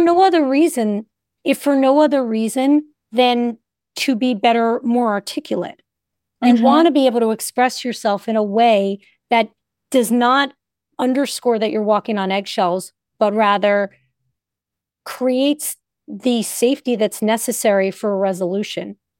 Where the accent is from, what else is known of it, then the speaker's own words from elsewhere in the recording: Northeast, United States; I'm from the Northeast